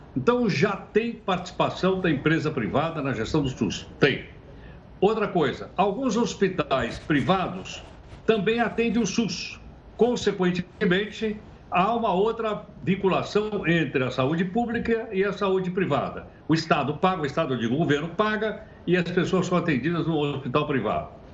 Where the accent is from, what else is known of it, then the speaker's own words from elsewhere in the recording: Brazil; como brasileiros